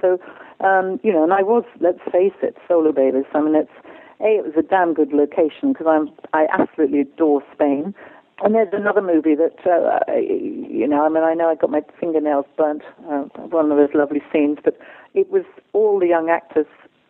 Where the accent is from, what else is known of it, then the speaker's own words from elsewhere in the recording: England, United Kingdom; I know that a lot of the work I've done because I'm English and because I sound like I know what I'm talking about